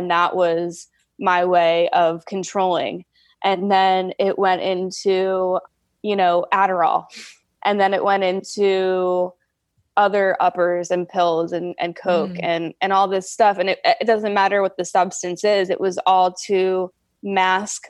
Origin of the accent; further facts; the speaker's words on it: New Jersey, United States; moved away; So I'm from New Jersey originally